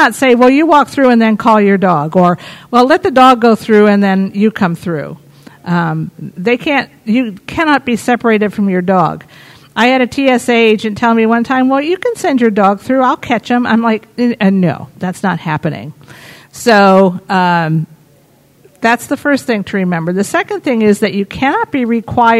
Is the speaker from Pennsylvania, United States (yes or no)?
no; New York City, New York, United States; I come from the New York City area